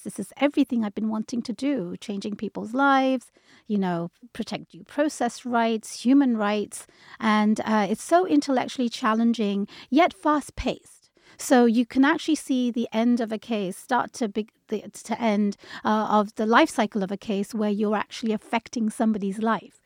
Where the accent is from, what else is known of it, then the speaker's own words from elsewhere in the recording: London, United Kingdom; moved away as an adult; also born or lived in Bangladesh; now in Seattle, United States; I was born and raised in London, but my parents are from Bangladesh, so I lived there for a little while